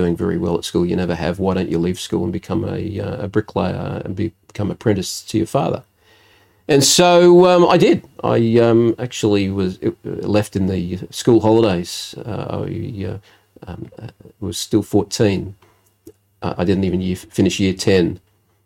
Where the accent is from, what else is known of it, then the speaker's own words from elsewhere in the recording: Adelaide, South Australia, Australia; also born or lived in Elizabeth, South Australia / Fairview Park, South Australia; we actually moved when I was about 10 years old. We moved from Elizabeth to Fairview Park, with Tea Tree Gully area